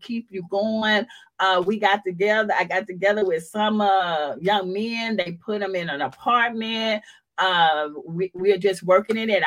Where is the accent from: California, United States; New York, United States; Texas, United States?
Texas, United States; Houston; I come from Fifth Ward that's living in the projects